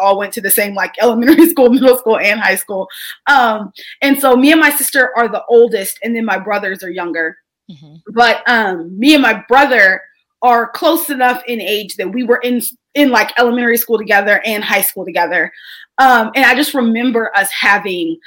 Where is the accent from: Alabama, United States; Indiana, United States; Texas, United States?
Texas, United States; as a Texan